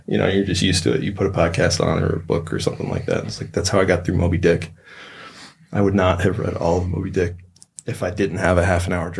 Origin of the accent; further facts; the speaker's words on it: Louisville, Kentucky, United States; I grew up right in the middle of town. Louisville's huge. It's 1.5 million people, but I don't know. It's the only place I've ever been. It was Louisville. It's Kentucky. If you get outside of town, it's super rural, but it's not really southern.